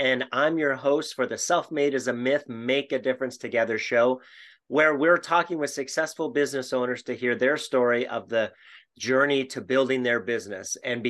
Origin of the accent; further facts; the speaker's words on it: Canada; moved away; I'm from Canada originally